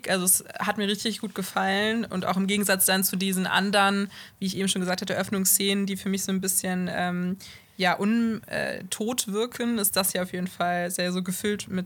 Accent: Bonn, North Rhine-Westphalia, Germany; Ich bin aus Bonn, ja.

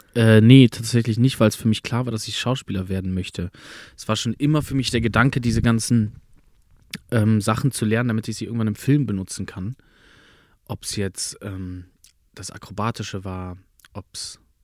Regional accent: Berlin, Germany; born or raised there; first language German; moved away as an adult

